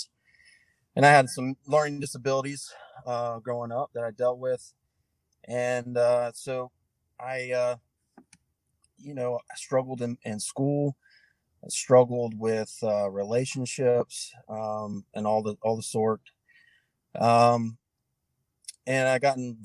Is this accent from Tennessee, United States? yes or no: no; Hendersonville, North Carolina, United States; I was born and raised in North Carolina, a small town called Hendersonville, which is just south of Asheville, north of Spartanburg